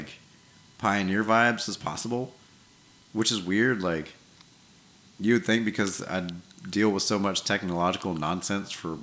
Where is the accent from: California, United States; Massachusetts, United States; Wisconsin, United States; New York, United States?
New York, United States; now in Wiregrass region, United States; when I was growing up in New York